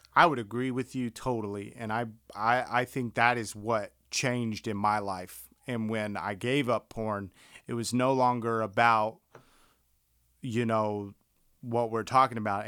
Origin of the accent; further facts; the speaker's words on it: the South, United States; growing up in the South